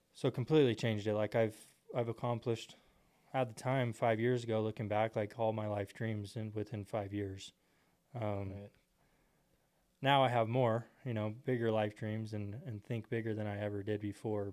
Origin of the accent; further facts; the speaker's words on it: Temple, Texas, United States; I grew up in Texas, Temple, Texas